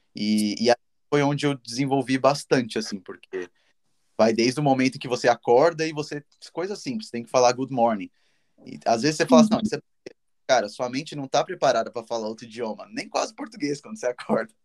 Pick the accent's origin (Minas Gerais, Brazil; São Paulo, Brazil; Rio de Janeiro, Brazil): São Paulo, Brazil; moved away as an adult; now in Dublin, Ireland; Sou de São Paulo e estou vivendo já